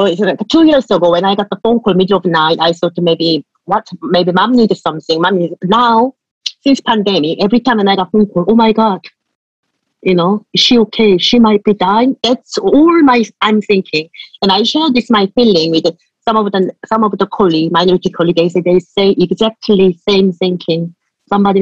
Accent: Seoul, South Korea; English is a second language; moved away as an adult; now in Somerset, United Kingdom; I come from city, so I'm from Seoul, South Korea.

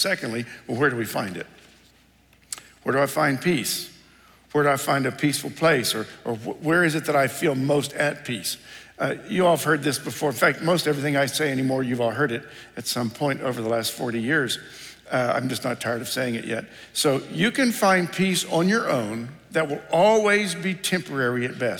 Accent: Ohio, United States; moved away; I grew up in Ohio

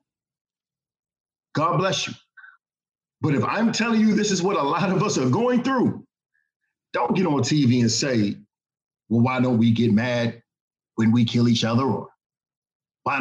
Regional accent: Washington, District of Columbia, United States; moved away; also born or lived in the South; I was born in Washington, D.C. I finished high school in the South

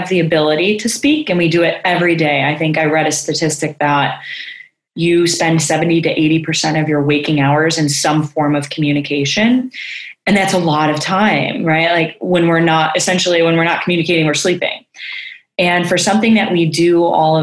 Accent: Chicago, Illinois, United States; moved away as an adult; now in California, United States; And so I'm from Chicago. I born and raised there

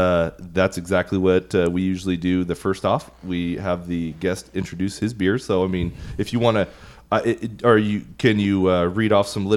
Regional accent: Oakdale, California, United States; I was born and raised in Oakdale, California

